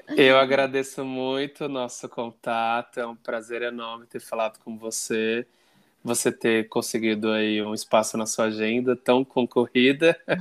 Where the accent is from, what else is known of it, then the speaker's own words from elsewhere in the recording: São Paulo, Brazil; eu sou da Zona Sul